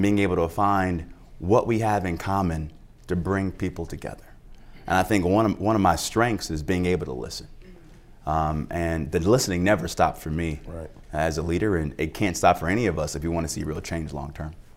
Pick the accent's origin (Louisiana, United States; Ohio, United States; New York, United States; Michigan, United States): Ohio, United States; Cleveland; a poor black kid growing up on Dove, one of the toughest blocks in the city